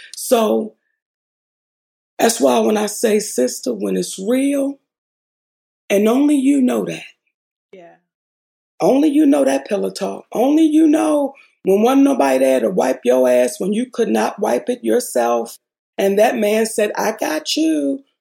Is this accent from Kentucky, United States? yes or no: no; Baltimore, Maryland, United States; moved away as an adult; also born or lived in Hollywood; I was this girl from Baltimore.